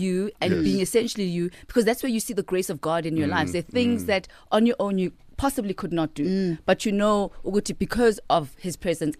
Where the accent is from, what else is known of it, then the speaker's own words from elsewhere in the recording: Katlehong, Gauteng, South Africa; I was born in Natal Spirit Hospital. Yes. Ekatlehong, which is in the East Rand of Gauteng.